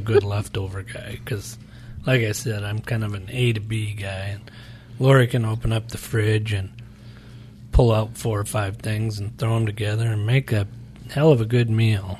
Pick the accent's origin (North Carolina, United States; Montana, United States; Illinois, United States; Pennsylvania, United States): Montana, United States; moved away as an adult; now in Phoenix, United States; we're from Montana